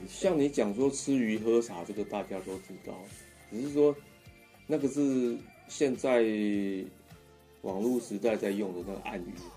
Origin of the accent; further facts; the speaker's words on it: Taipei, Taiwan; 就是在那个我出生地附近，就是石牌那附近，就是士林， 士林那个天母那边